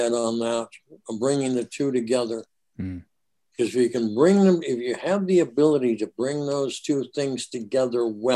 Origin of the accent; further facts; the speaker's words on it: Minneapolis, Minnesota, United States; moved away; Hey, I was a Northside guy. I was right there by Camden.